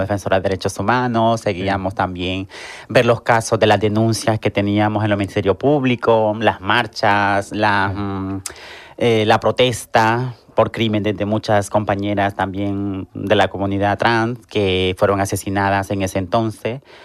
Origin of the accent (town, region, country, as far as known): Honduras; now in Seville, Spain